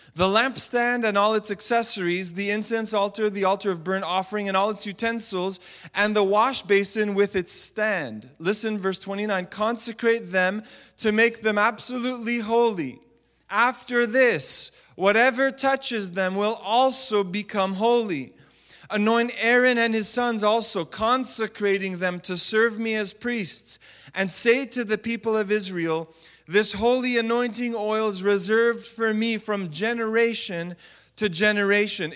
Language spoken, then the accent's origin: English; Montreal, Quebec, Canada; I was a youth pastor in the city of Montreal, my hometown